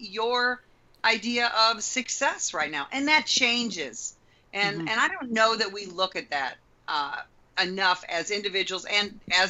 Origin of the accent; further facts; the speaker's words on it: Midwest, United States; I moved from the Chicago area, where we have lots of snow and lots of dark and all that, to a place where we have 360 days a year of sunshine.